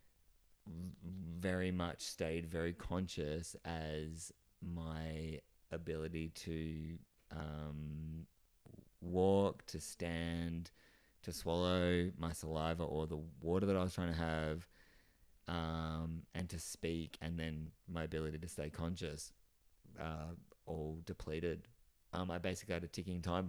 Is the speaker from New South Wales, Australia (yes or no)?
no; Geelong, Victoria, Australia; now in Melbourne, Australia; And I live in Melbourne, and I'm originally from Geelong, just outside of Melbourne.